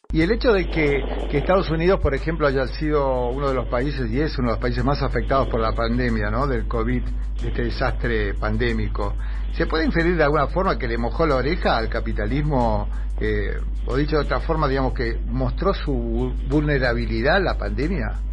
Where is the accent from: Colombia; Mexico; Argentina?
Argentina; vamos a decir los argentinos porque somos argentinos